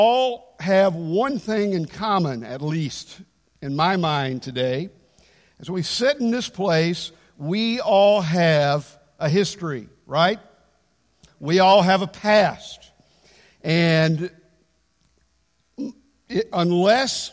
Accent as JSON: {"language": "English", "country": "United States", "said": "I'm an American."}